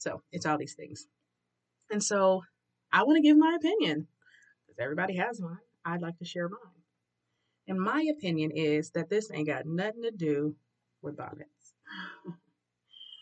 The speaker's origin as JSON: {"language": "English", "town": "Detroit", "region": "Michigan", "country": "United States", "tie": "born or raised there", "said": "I grew up, was born and raised in Detroit, Central Detroit, literally around the corner from Central High School"}